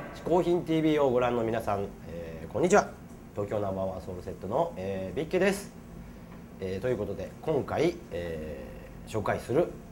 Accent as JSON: {"language": "Japanese", "region": "Saitama", "country": "Japan", "tie": "born or raised there", "said": "僕はあの埼玉出身なんですけど"}